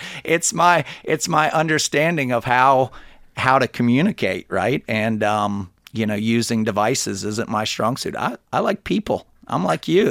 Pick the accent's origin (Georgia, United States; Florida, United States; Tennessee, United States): Georgia, United States; Alpharetta; also born or lived in Athens, Georgia / Gainesville, Georgia; I'm from Alpharetta